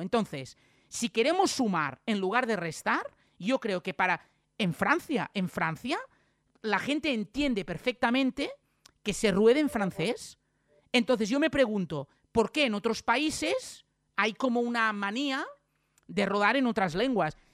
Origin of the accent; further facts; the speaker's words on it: Catalonia, Spain; los catalanes somos españoles